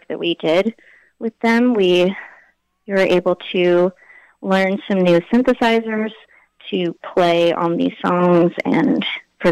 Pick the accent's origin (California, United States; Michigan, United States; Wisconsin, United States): California, United States; Oakland; moved away as an adult; also born or lived in Berkeley, California / New York / Connecticut; now in Ohio, United States; I was raised in the Bay Area, so East Bay, California, Berkeley and Oakland, which is where I lived till right before I turned 30